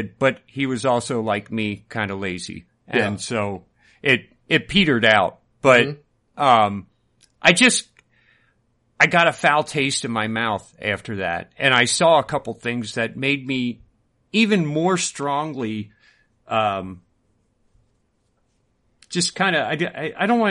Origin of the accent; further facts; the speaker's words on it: United States; we grew up in America